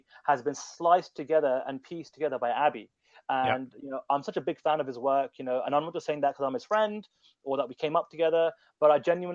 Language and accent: English; United Kingdom; also born or lived in India (ancestry); I'm British, but my parents from India